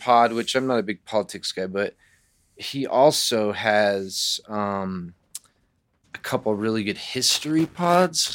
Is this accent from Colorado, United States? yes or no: yes; Arvada, Colorado, United States; born or raised there; also born or lived in Los Angeles, California / Virginia Beach, Virginia